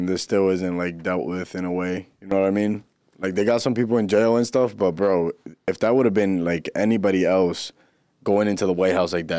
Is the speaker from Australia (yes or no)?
no; United States; Damn, I don't even know if I like saying I'm American anymore, bro.